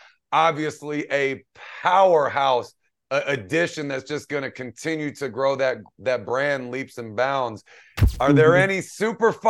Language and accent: English; Washington, District of Columbia, United States; my hometown of Washington, D.C.